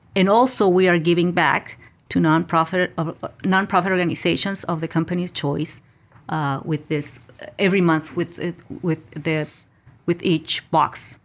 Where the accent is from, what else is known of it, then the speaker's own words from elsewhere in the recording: Mexico; moved away; I was born and raised in Mexico